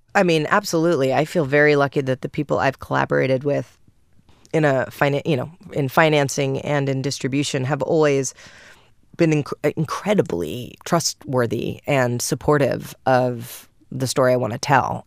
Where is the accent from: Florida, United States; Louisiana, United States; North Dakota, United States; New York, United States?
New York, United States; I'm from New York.